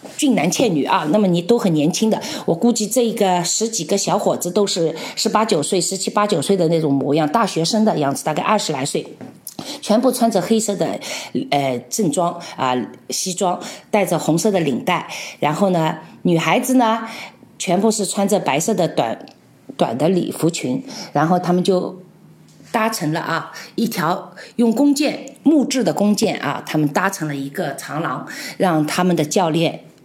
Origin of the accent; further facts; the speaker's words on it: China; moved away as an adult; now in Czech Republic; 我们来自大中国